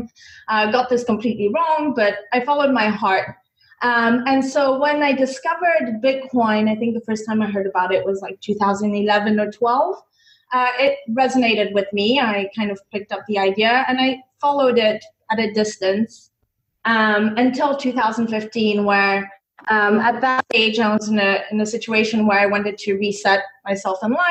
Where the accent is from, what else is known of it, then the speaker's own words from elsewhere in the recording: Kenya; I grew up in Kenya, and I grew up with a computer, but without a TV